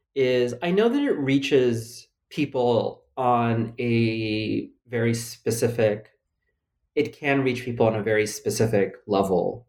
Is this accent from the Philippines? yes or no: yes; Philippines; now in United States; I was born in the Philippines